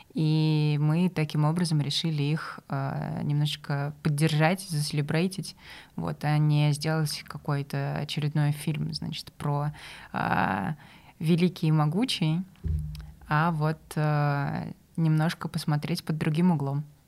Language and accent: Russian; Samara, Samara Oblast, Russia; я из Самары и, соответственно, болею за крылья советов